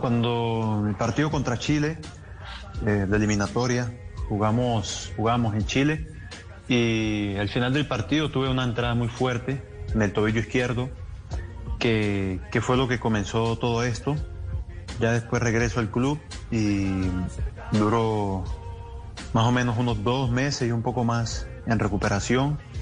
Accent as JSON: {"language": "Spanish", "country": "Colombia", "said": "somos un país creyente"}